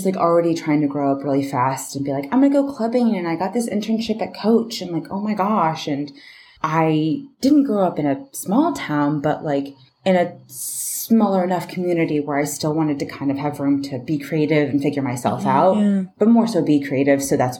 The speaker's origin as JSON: {"language": "English", "area": "Bay Area", "region": "Northern California", "country": "United States", "said": "No, I'm from Northern California. Oh, okay. So I'm from the Bay Area."}